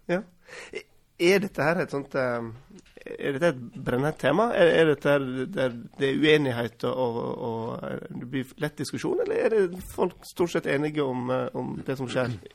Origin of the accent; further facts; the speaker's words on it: Western Norway, Vestland, Norway; moved away; Jeg vokste opp innerst i en fjord på Vestlandet på 80-tallet